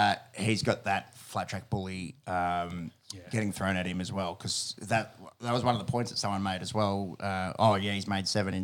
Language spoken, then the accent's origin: English; Australia; as an Aussie fan